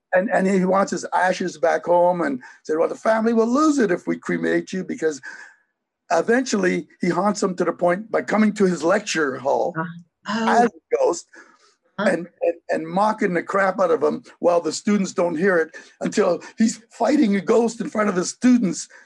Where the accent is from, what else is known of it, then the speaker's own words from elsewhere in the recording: Hamilton, Ontario, Canada; also born or lived in Racalmuto, Sicily; in Hamilton, Ontario, where I grew up.